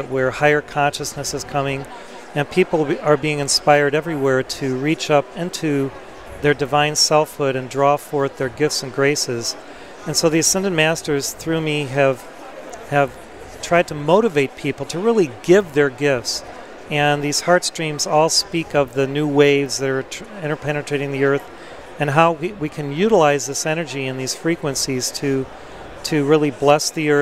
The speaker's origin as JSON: {"language": "English", "town": "Chicago", "region": "Illinois", "country": "United States", "tie": "born or raised there", "said": "I was born in Chicago, which is the heart chakra of America"}